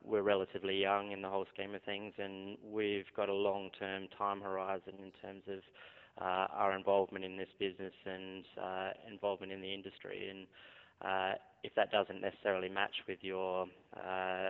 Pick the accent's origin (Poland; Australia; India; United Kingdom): Australia; South Australia; growing up in South Australia, we've obviously had Coopers around